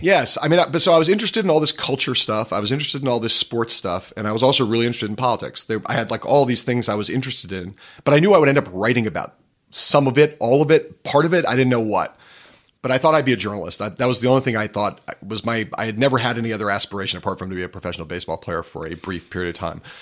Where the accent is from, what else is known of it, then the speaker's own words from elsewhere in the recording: Los Angeles, California, United States; now in New York, United States; I grew up in Los Angeles